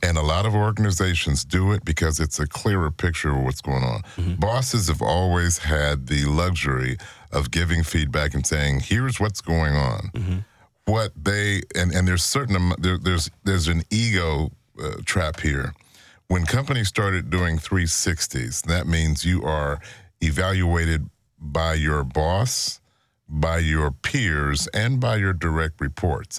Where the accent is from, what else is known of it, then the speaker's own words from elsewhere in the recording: Chicago, Illinois, United States; I'm from Chicago